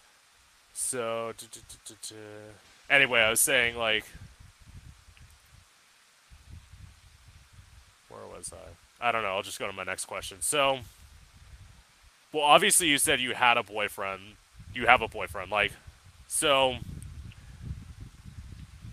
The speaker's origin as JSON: {"language": "English", "region": "Florida", "country": "United States", "tie": "born or raised there", "also_born_or_lived": "Orlando", "said": "I'm from Florida, and I've lived here my whole life"}